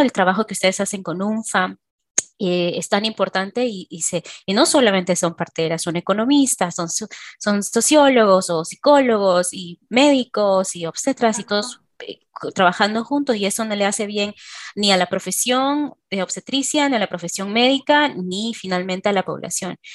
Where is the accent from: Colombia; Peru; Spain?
Peru; moved away; como obstetra peruana. Yo he trabajado en Perú hace muchos años